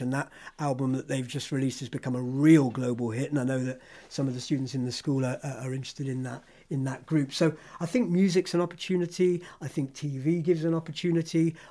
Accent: Hereford, West Midlands, United Kingdom; first language English; also born or lived in London / France; I'm a Londoner by origin, but my parents moved down to the West Country when I was two. So I was brought up in Hereford

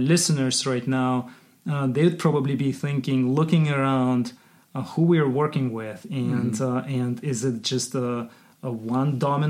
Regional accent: Kyrgyzstan; I grew up in Kyrgyzstan

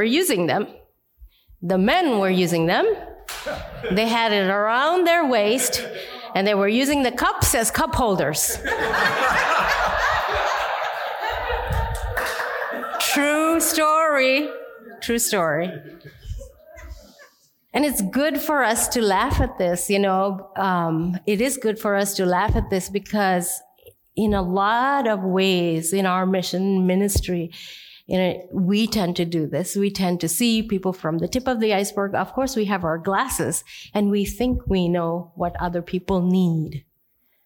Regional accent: India; I'm Indian

